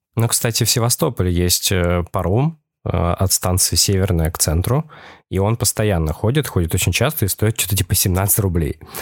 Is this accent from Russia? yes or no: yes; Petrozavodsk, Republic of Karelia, Russia; now in Saint Petersburg, Russia; Я вообще родился в Петрозаводске